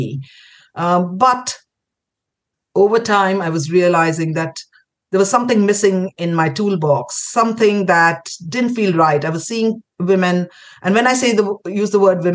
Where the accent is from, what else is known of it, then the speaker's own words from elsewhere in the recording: Kolkata, West Bengal, India; moved away as an adult; also born or lived in Pondicherry / Delhi; I grew up in Calcutta. Spent my schooling years there